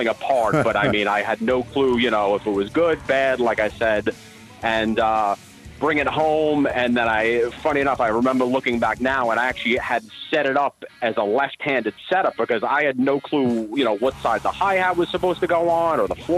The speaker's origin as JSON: {"language": "English", "town": "Massapequa Park", "region": "New York", "country": "United States", "tie": "born or raised there", "said": "I grew up on the tough streets of Massapequa Park"}